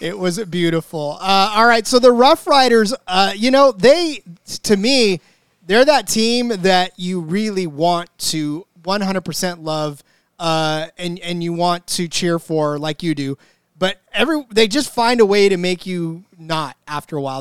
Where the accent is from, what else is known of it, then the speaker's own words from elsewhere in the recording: United States; We, we are American fans of the sport